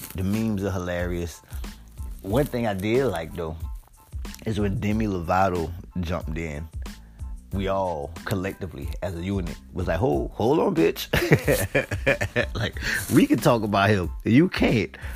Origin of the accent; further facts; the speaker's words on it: United States; also born or lived in Asbury Park, New Jersey / Santee, South Carolina; now in Charleston, United States; I grew up in Asbury Park, New Jersey, and Santee, South Carolina, two very small towns